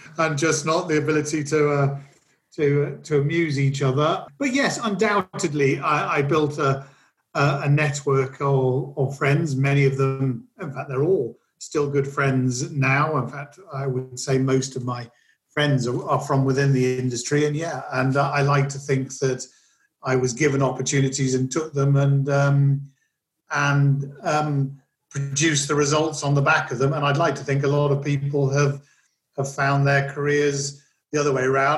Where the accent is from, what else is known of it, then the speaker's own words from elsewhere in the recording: Kenya; moved away as an adult; now in United Kingdom; I was born and raised in Kenya